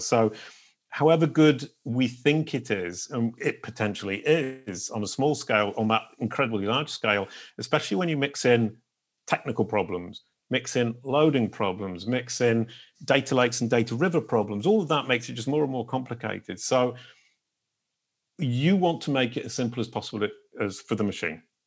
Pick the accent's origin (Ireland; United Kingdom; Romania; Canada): United Kingdom; England; now in France; I live in France and I'm an English person who's now become French